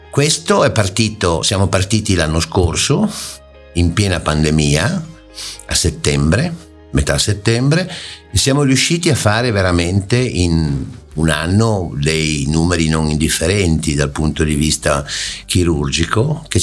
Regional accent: Genoa, Liguria, Italy; Dunque, io eh, sono di Genova con però radici piemontesi, quindi eh, casa a Oviglio

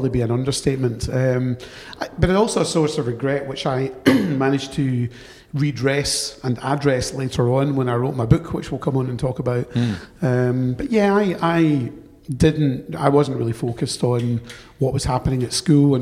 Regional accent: Glasgow, Scotland, United Kingdom; accent: Glaswegian; moved away as an adult; also born or lived in London; despite my Glaswegian tone, I was born in London, but adopted and brought up in Glasgow

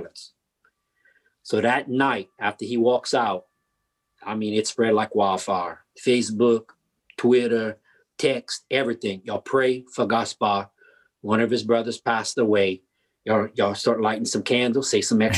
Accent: Vermilion Parish, Louisiana, United States; I'm from Vermilion Parish

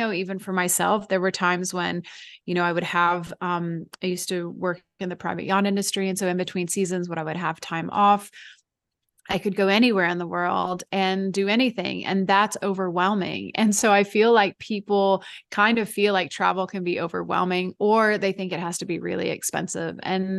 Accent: Midwest, United States; so I grew up in the Midwestern part of the US. I grew up in a very rural farming community.

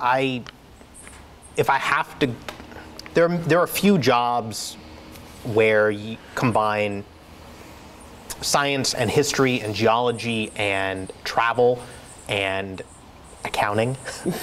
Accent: Eugene, Oregon, United States; I grew up in Oregon. I grew up up the Mackenzie River in a little area called Camp Creek

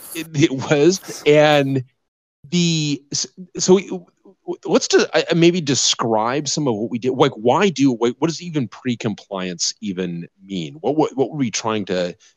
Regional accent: Denver, Colorado, United States; moved away; I grew up in Denver

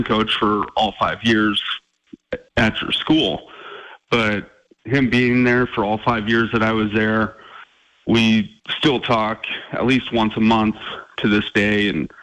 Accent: Glendive, Montana, United States; being a kid growing up in Eastern Montana

